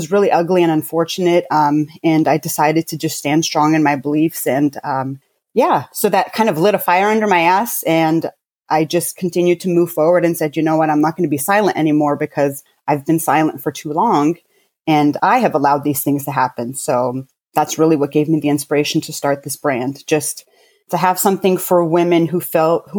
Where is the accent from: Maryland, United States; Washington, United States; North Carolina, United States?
Washington, United States; Fort Lewis; born there; I was born in Fort Lewis, Washington State. So I'm an Army brat, I guess you can say.